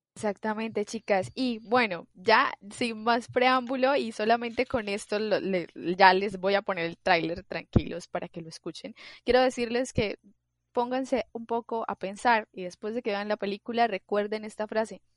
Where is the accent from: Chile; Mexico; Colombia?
Colombia; yo soy muy colombiana